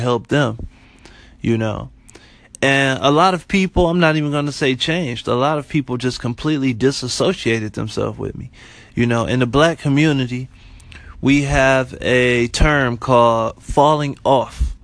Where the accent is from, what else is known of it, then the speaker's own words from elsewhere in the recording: Detroit, Michigan, United States; moved away as an adult; also born or lived in Florida; I'm originally from Detroit, born and raised